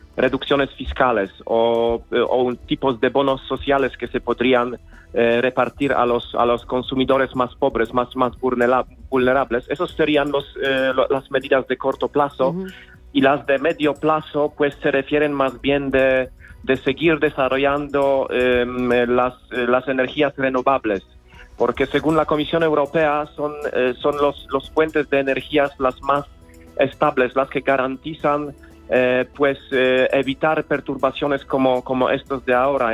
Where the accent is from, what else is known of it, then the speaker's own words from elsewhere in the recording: Poland; moved away as an adult; now in Madrid, Spain; Soy polaco.